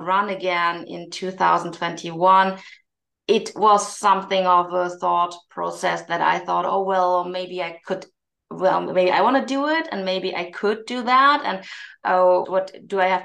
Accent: Germany; I was born in Germany, but my parents came to Germany from South Korea to finish their studies here

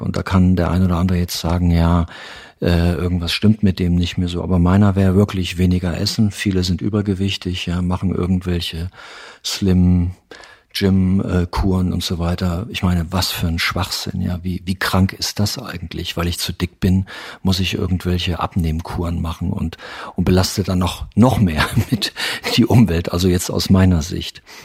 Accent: East Germany, Germany; ich komme noch aus der Zeit, aus der DDR

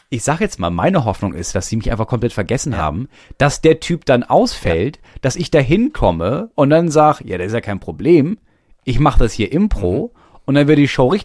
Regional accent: Stuttgart, Baden-Württemberg, Germany; so, und da bin ich als Stuttgarter

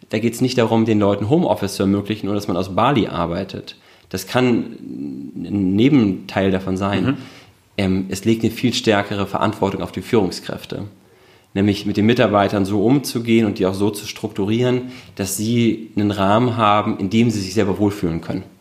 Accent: Hamburg, Germany; born there; now in Berlin, Germany; Ich bin in Hamburg geboren

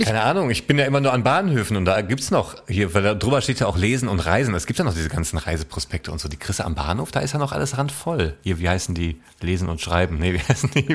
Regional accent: Essen, North Rhine-Westphalia, Germany; meiner Heimatstadt Essen

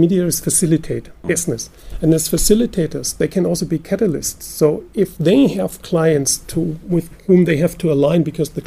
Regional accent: Germany; we're from Germany

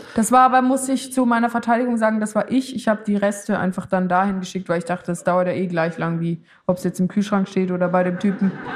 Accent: Switzerland; für mich als Schweizerin

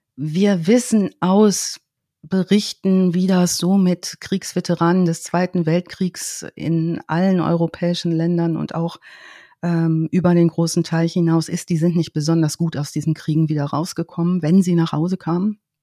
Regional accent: Germany; in der Heimat, in meiner Heimatstadt

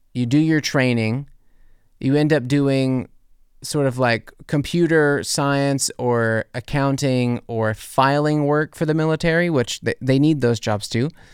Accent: New Orleans, Louisiana, United States; now in Germany; I'll say New Orleans.

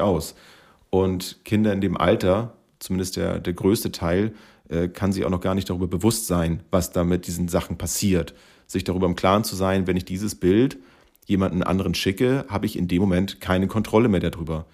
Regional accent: Schleswig-Holstein, Germany; Wir kommen aus Schleswig-Holstein

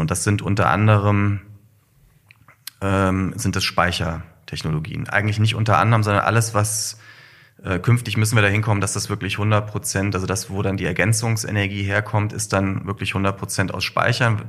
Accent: Kassel, Hesse, Germany; Nordhessen. Ich bin in Kassel geboren

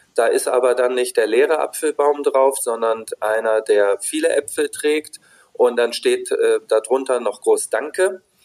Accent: Wolfsburg, Lower Saxony, Germany; ich bin in Wolfsburg groß geworden

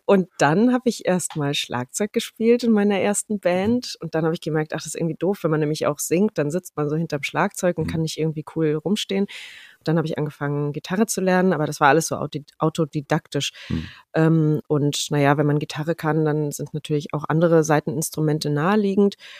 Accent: Rhineland-Palatinate, Germany; moved away as an adult; also born or lived in Kirchheimbolanden / Mallorca / Ludwigshafen / Munich; now in Mannheim, Germany; größtenteils in der Pfalz aufgewachsen

